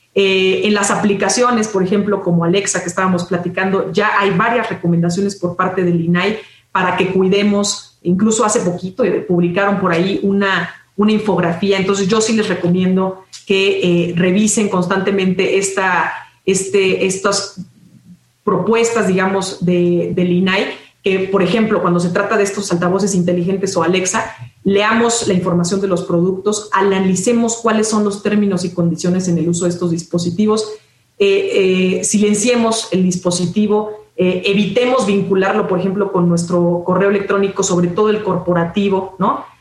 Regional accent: Mexico; como mexicanos, mexicanas

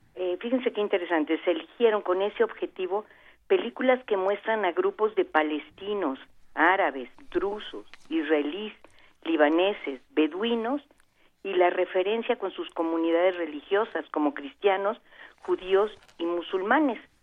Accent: Veracruz, Mexico; Veracruz, que es mi tierra

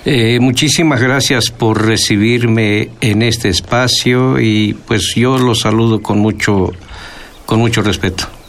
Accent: Huasteca, Veracruz, Mexico; first language Nahuatl; Spanish is a second language; moved away as an adult; also born or lived in Chicontepec, Veracruz; now in Xalapa, Mexico; yo soy originario de la Huasteca veracruzana

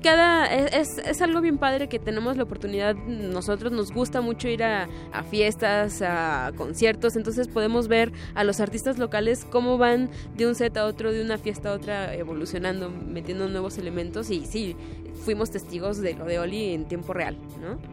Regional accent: Guadalajara, Jalisco, Mexico; soy de Guadalajara

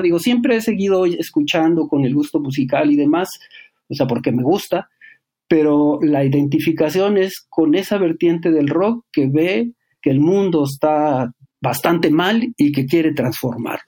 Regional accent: Cuernavaca, Morelos, Mexico; also born or lived in Apan, Hidalgo; de APAN prácticamente no me acuerdo nada porque salí muy chico de ahí, como de cuatro años. Fuimos a vivir a Cuernavaca

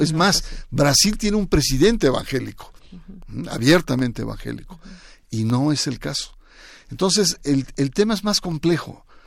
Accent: Mexico; del ADN de los mexicanos, que nos ha costado mucho

